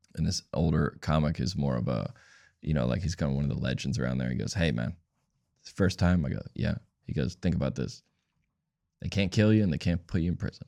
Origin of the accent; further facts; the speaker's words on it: Atlanta, Georgia, United States; I grew up in Atlanta.